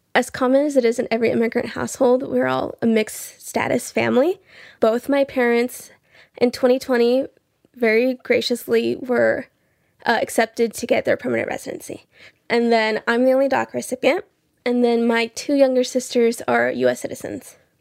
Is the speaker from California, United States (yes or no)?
no; Belmont, Iowa, United States; also born or lived in Rio Bravo, Tamaulipas, Mexico; I'm from Belmont, Iowa.